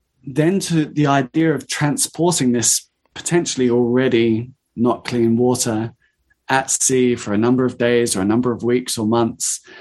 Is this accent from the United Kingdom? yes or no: yes; United Kingdom; we're British